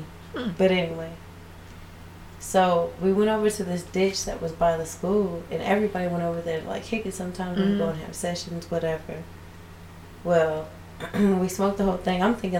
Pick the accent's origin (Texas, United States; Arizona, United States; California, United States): Texas, United States; growing up in Texas